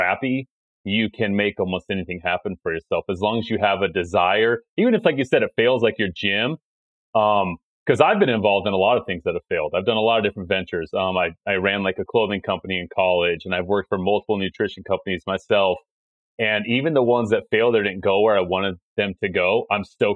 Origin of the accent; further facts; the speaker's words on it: Utah, United States; moved away as an adult; now in New York City, United States; I grew up in Utah